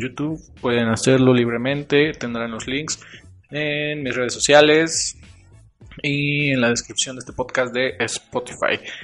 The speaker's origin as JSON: {"language": "Spanish", "country": "Mexico", "said": "yo soy mexicano"}